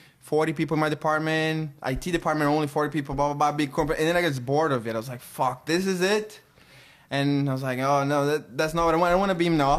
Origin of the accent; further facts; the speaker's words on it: Brazil; moved away as an adult; now in Miami, United States; I was born in 82 in Brazil.